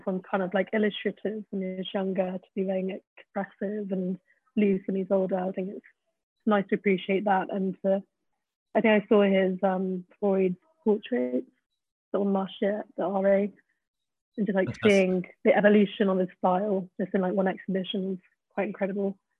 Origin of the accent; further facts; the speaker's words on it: Peak District, East Midlands, United Kingdom; now in London, United Kingdom; growing up in the Peak District, I hated it